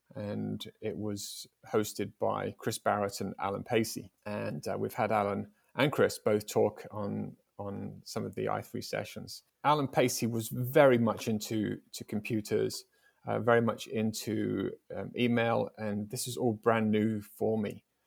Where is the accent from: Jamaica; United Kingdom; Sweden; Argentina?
United Kingdom; England; I was from England.